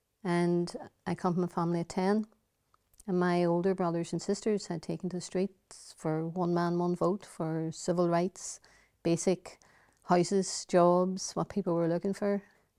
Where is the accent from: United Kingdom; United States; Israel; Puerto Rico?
United Kingdom; Derry, Northern Ireland; I would describe it as a child of the Battle of the Bogside. I lived in the row of houses, which has now got the iconic wall. You're now entering Free Derry.